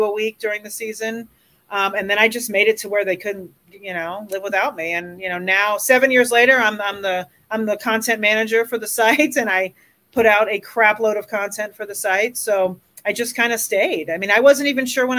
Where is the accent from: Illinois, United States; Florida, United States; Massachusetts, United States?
Florida, United States; Miami; now in Colorado, United States; I grew up in Miami, Florida